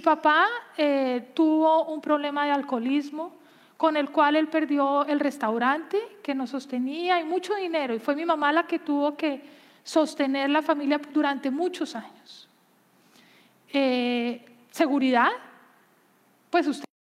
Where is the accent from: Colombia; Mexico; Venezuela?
Colombia; Yo crecí en Colombia